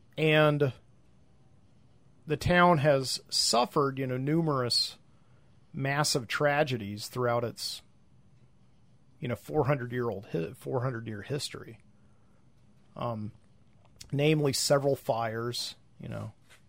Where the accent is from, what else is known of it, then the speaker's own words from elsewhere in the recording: Birmingham, Alabama, United States; my hometown of Birmingham